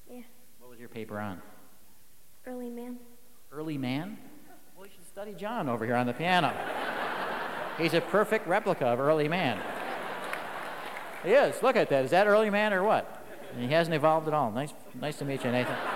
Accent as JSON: {"language": "English", "town": "San Diego", "region": "California", "country": "United States", "said": "From San Diego. From San Diego."}